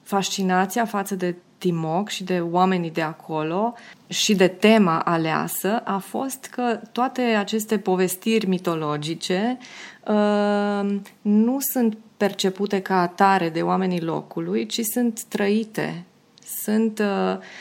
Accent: Hunedoara, Hunedoara County, Romania; also born or lived in Pitești, Romania / Dobrogostea, Romania; now in Belgrade, Serbia; la șapte ani uh, părinții m-au, uh, m-au luat acasă la Hunedoara, unde primiseră amândoi repartiție, fiind economiști

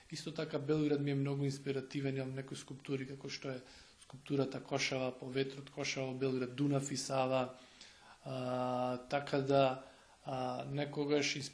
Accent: Makedonski Brod, North Macedonia; born or raised there; moved away as an adult; also born or lived in Skopje; now in Belgrade, Serbia

